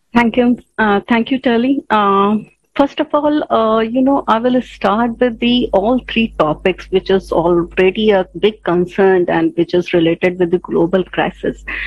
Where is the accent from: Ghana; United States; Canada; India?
India; I am from India